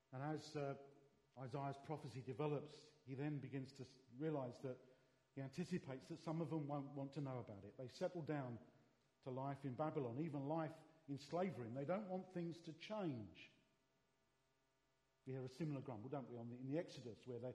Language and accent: English; London, United Kingdom; I was brought up in the East End of London